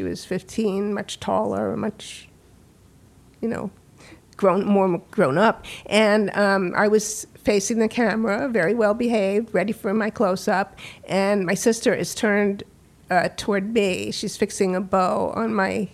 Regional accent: Washington, District of Columbia, United States; moved away; also born or lived in Silver Spring, Maryland; Born in Washington, D.C., a native

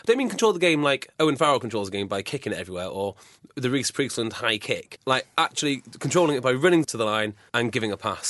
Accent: Wales, United Kingdom; I'm Welsh

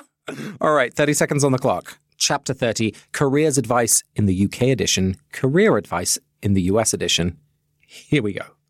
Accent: England, United Kingdom; now in Cambridge, United States; my family is Dutch, even though I grew up in England

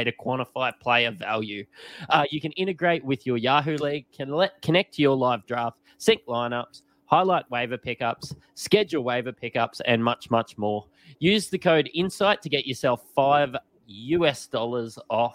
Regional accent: Australia; people know we're Australian

